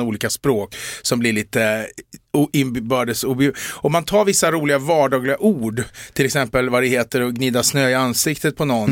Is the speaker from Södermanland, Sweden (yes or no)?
yes; Eskilstuna, Södermanland, Sweden; jag är från Eskilstuna, men en del som tar mig för stockholmare.